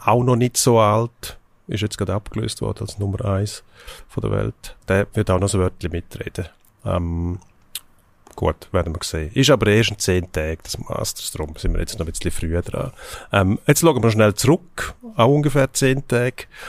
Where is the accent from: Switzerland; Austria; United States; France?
Switzerland; bei uns in der Schweiz